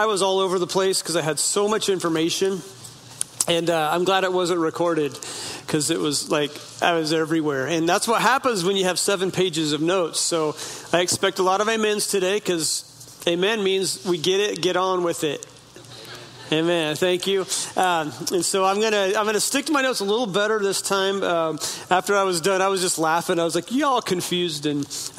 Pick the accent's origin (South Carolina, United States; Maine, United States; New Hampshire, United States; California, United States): California, United States; Northern; Where I grew up in Northern California, when I say Northern, I mean almost Oregon border, Northern California on the Klamath River.